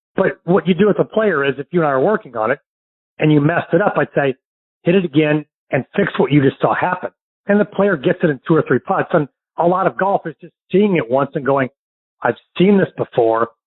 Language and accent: English; St. Louis, Missouri, United States; now in Florida, United States; my hometown of St. Louis